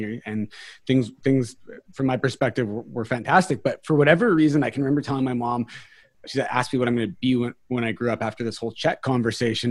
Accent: New Westminster, British Columbia, Canada; I was born here in Vancouver, British Columbia. Specifically, I was born in New West, which is part of Vancouver, British Columbia.

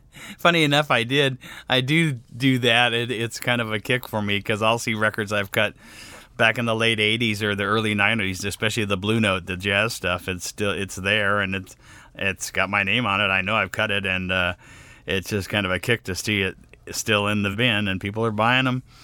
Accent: Sacramento, California, United States; moved away; also born or lived in Los Angeles, United States; since Sacramento was my hometown

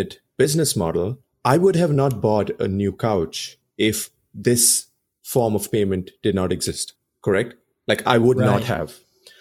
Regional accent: Bangalore, Karnataka, India; now in United States; Bangalore, India, my hometown

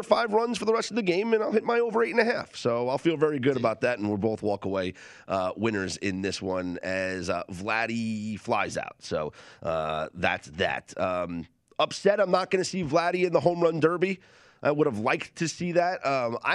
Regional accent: Northeast, United States; I grew up in the Northeast

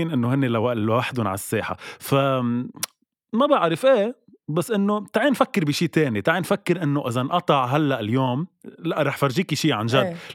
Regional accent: Lebanon; نحن كلبنانية اكيد فينا نعيش بلا تلفزيون

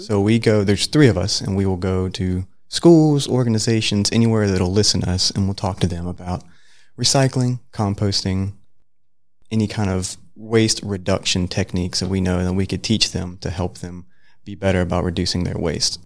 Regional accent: Middle Georgia, United States; moved away as an adult; now in Gainesville, United States; I'm from the Middle Georgia area

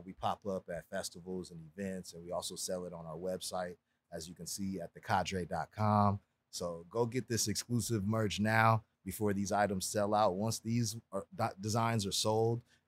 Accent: Los Angeles, California, United States; born and raised in Los Angeles

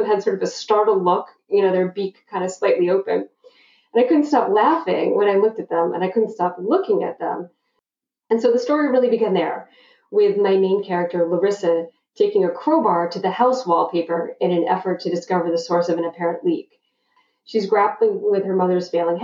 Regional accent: North Shore of Boston, Massachusetts, United States; I grew up on the North Shore of Boston, Massachusetts

